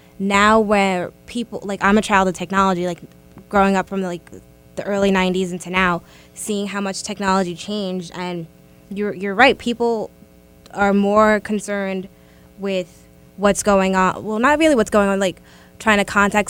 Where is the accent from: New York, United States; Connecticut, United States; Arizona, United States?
New York, United States; me being growing up in New York in like very, very bad areas in the early 90s